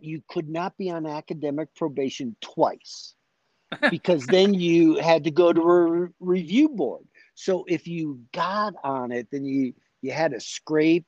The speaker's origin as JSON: {"language": "English", "town": "Chicago", "region": "Illinois", "country": "United States", "tie": "born or raised there", "moved": "as an adult", "said": "I grew up in Chicago, inner city guy, working in steel mills"}